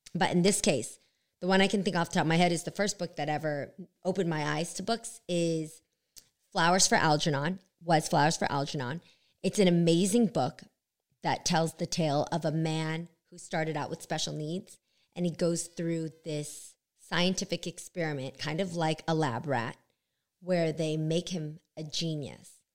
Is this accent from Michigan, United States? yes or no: no; Bay Area, California, United States; we're from the Bay